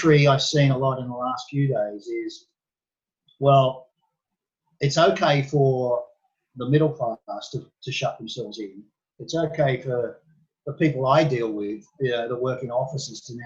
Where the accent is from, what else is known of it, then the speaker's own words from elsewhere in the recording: Sydney, New South Wales, Australia; also born or lived in Bangkok, Thailand; now in Thailand; my hometown, Sydney